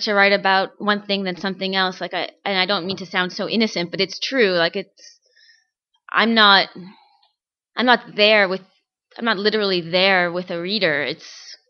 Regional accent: Toronto, Ontario, Canada; I've lived in Toronto all my life

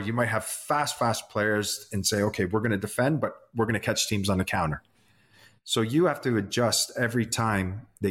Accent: Canada; As Canadians

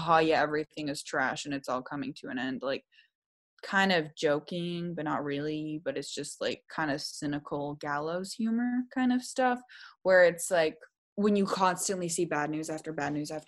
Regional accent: Seattle, Washington, United States; Growing up in the Pacific Northwest, which is a very environmentally beautiful area, like there is just green. We are called the Emerald City

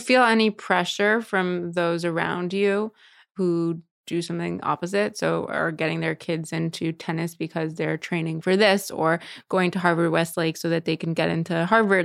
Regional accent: Montreal, Quebec, Canada; moved away; I grew up in Montreal, which is a very, you know, sheltered community.

